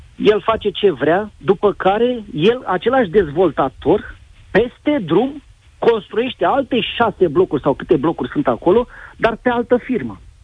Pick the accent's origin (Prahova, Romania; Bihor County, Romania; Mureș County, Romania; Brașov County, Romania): Prahova, Romania; Ploiești; pot să zic că sunt din Ploiești